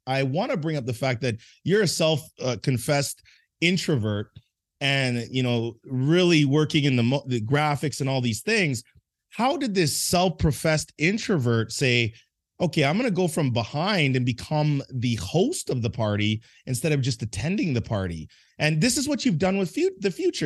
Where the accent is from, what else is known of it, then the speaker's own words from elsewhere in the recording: Edmonton, Alberta, Canada; moved away; I grew up in a place called Edmonton, Alberta, Canada